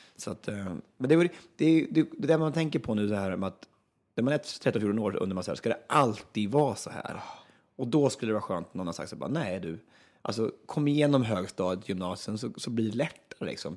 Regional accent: Östansjö, Örebro County, Sweden; jag kommer från Östansjö egentligen. Det ligger utanför Hallsberg en mil ungefär

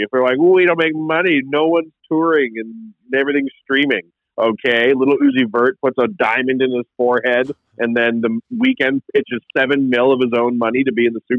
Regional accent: Canada

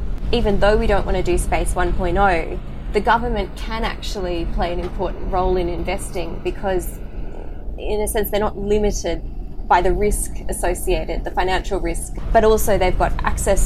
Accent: Australia; as an Australian

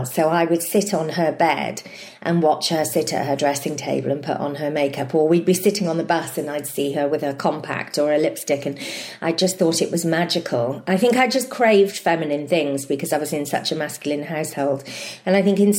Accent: Fleur-de-Lis, Wales, United Kingdom; also born or lived in Argoed, near Blackwood; I grew up in a place called Fleur-de-Lis, which is next to another place called Pengam.

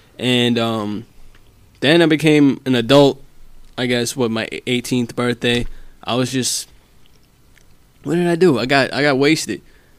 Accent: United States; I'm American

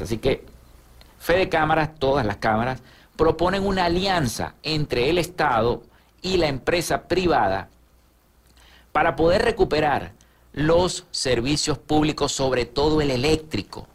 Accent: Zulia, Venezuela; nuestro estado Zulia

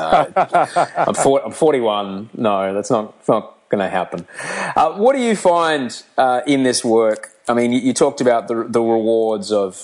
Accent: Australia

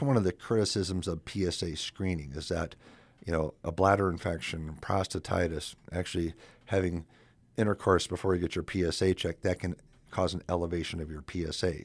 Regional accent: South Dakota, United States; moved away as an adult; also born or lived in Madison, Wisconsin; I'm originally from South Dakota and went to Augie, then USD, then I went to Badgerland out of Madison, Wisconsin

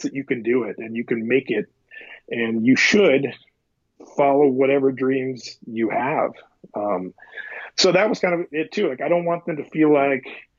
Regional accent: Midwest, United States; I grew up in the Midwest, kind of in a poor farming community

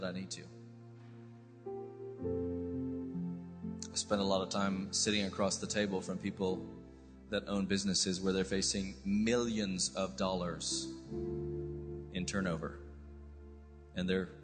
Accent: United States; accent: American; now in United Kingdom; I sound American, but I've spent 24 years, I'm British, all the way on the inside

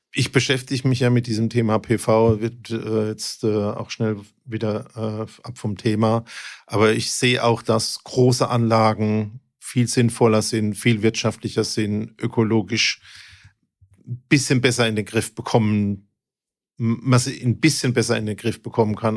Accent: Mannheim, Baden-Württemberg, Germany; bei uns in Mannheim

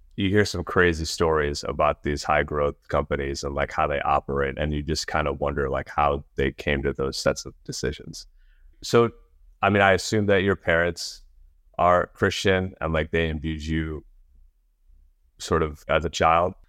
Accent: New York, United States; I grew up in New York

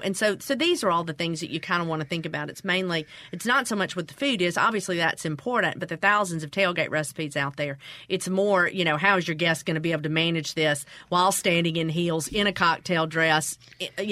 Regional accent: Mississippi, United States; growing up in the South and growing up in Mississippi

